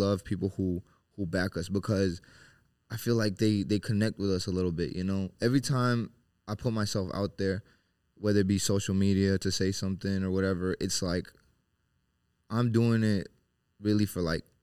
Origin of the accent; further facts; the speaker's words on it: Tijuana, Baja California, Mexico; also born or lived in Orlando / Charlotte / Seattle; you know, originally we're from Mexico. Uh, Tijuana is where we used to stay before we moved to the states.